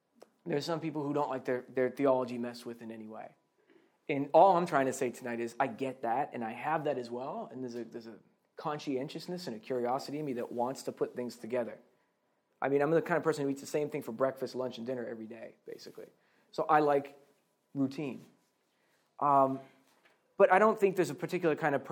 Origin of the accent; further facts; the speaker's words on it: Boston, Massachusetts, United States; moved away as an adult; also born or lived in Scotland; I'm originally from Boston, Massachusetts